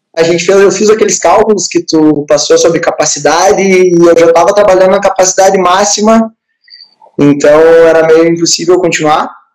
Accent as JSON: {"language": "Portuguese", "town": "Palmeira das Missões", "region": "Rio Grande do Sul", "country": "Brazil", "said": "sou de Palmeira das Missões, nasci em 94"}